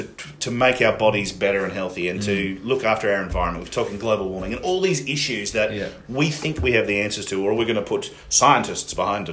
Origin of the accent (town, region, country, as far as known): Australia